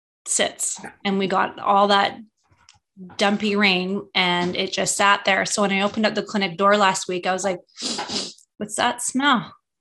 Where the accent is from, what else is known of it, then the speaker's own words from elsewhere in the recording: Canada; now in California, United States; a Canadian who has been transplanted to California